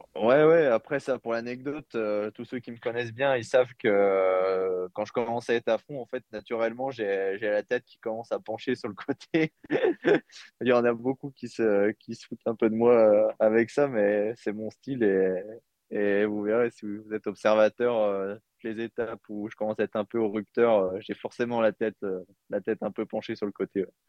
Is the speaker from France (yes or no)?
yes; Jura, Bourgogne-Franche-Comté, France; j'ai j'ai grandi dans le Jura